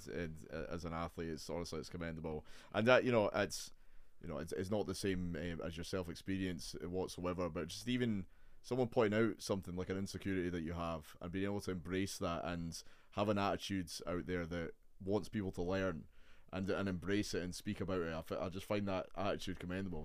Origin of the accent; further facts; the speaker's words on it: Edinburgh, Scotland, United Kingdom; I'm very much an Edinburgh man